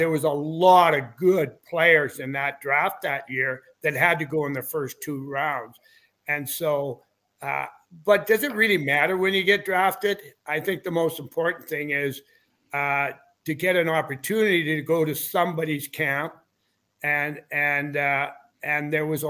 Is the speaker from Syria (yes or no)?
no; Weyburn, Saskatchewan, Canada; I grew up in Weyburn and I played my minor hockey there